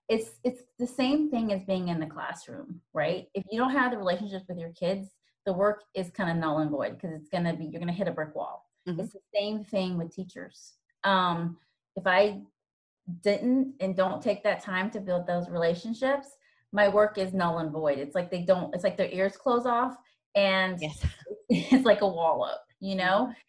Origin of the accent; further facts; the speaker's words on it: Virginia, United States; also born or lived in Georgia; now in Atlanta, United States; I'm originally from Virginia. I now live in Georgia um, with I have four kids and my husband, um